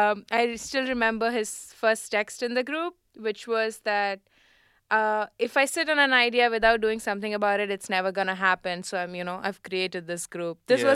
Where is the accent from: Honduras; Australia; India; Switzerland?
India; now in France; I'm from India.